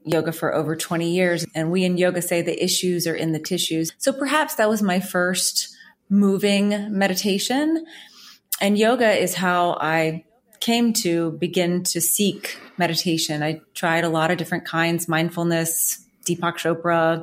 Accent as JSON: {"language": "English", "town": "New Orleans", "region": "Louisiana", "country": "United States", "said": "I'm originally from New Orleans"}